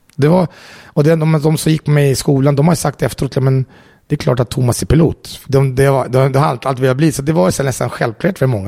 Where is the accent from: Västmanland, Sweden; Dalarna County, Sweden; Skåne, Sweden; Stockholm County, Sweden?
Stockholm County, Sweden; Jordbro; moved away as an adult; now in Italy; jag är uppvuxen i Jordbro